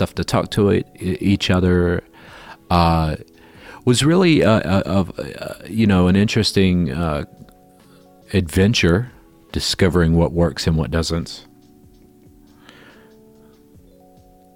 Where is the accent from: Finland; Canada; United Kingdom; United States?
United States; Florida; now in Chicago, United States; growing up in Florida